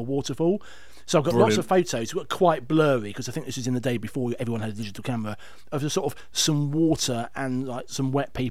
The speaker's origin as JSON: {"language": "English", "country": "United Kingdom", "said": "being British"}